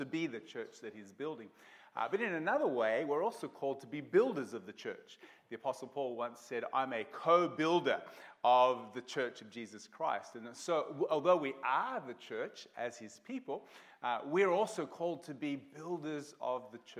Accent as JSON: {"language": "English", "town": "Melbourne", "region": "Victoria", "country": "Australia", "tie": "born or raised there", "also_born_or_lived": "Portland, Oregon, United States / Rockhampton", "moved": "yes", "said": "I was born in Melbourne, grew up in Blackburn South when it was kind of the outer part of Melbourne many, many years ago."}